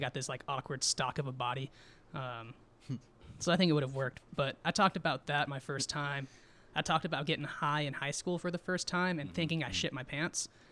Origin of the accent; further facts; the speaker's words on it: Twentynine Palms, California, United States; also born or lived in San Diego, California / Joshua Tree, California / Barstow, California; I was around six or seven, and I was living in Joshua Tree mm-hmm. for three years. My mm-hmm. dad got stationed in uh, Barstow and then we came back to 29 Palms.